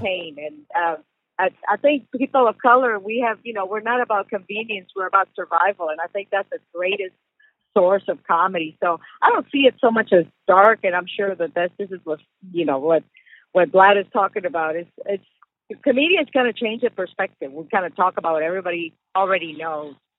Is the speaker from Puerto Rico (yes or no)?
yes; Puerto Rico; English is a second language; moved away; also born or lived in Texas; I grew up in Puerto Rico and then I moved to to Texas where I had to learn the language